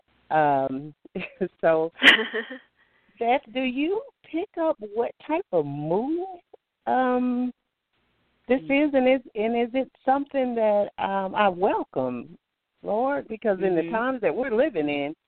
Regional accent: Alabama, United States; I'm from Alabama

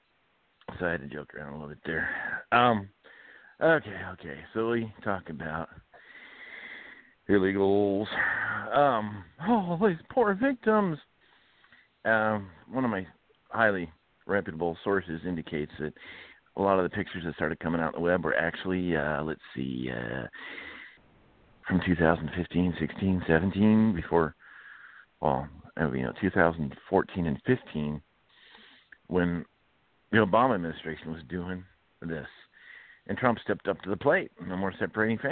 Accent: California, United States; moved away as an adult; also born or lived in Iowa; I'm from California

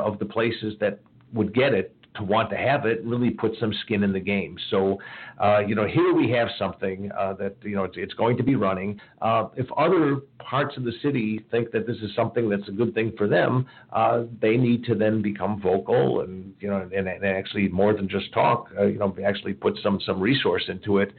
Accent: Chicago, Illinois, United States; now in Cincinnati, United States; I grew up in Chicago where I used to take the L back and forth to work

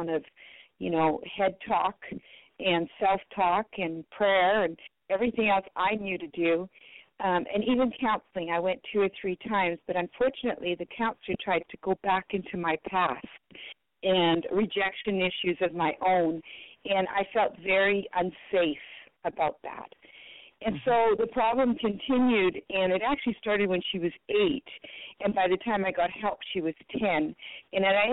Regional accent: Manitoba, Canada; first language French; English is a second language; also born or lived in Belgium; at my age of 8, we immigrated from Belgium to Canada, and I had to leave my grandparents behind.

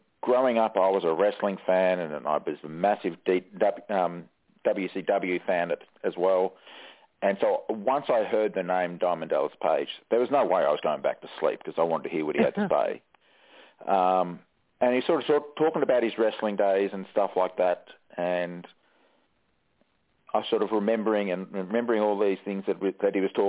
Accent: Australia; we're a big country. Don't have many people

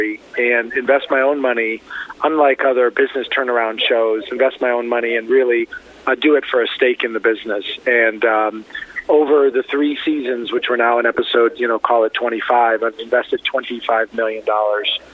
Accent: Miami, Florida, United States; also born or lived in Beirut, Lebanon; I was born in Beirut, Lebanon, lived in an orphanage, and I was adopted by an American family and raised in Miami

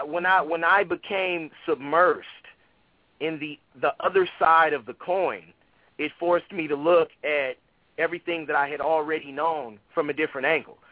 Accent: Oakland, California, United States; I grew up in West Oakland.

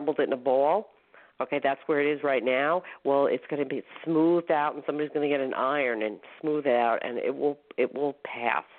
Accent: Northport, New York, United States; my hometown in Northport

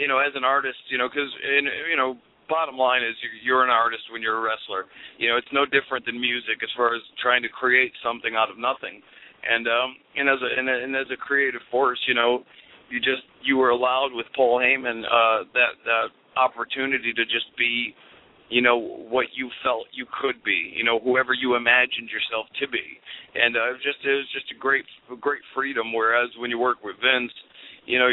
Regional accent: Connecticut, United States; I was born and raised in Connecticut

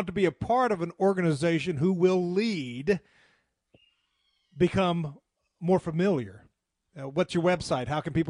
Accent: the South, United States; I am a Christian. I am a Southerner.

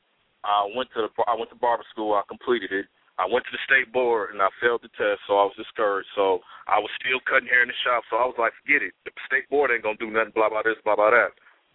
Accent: Detroit, Michigan, United States; I'm a barber in Detroit, Michigan, man, from the 313, baby.

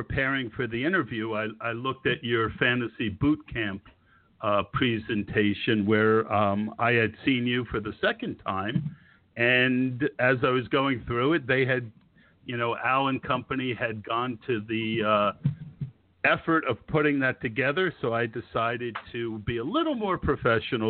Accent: Scotch Plains, New Jersey, United States; I grew up in Scotch Plains, so about an hour north of you.

